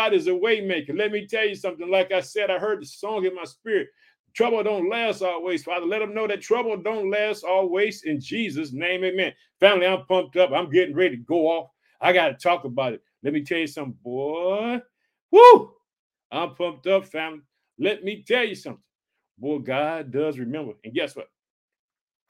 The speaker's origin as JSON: {"language": "English", "region": "Illinois", "country": "United States"}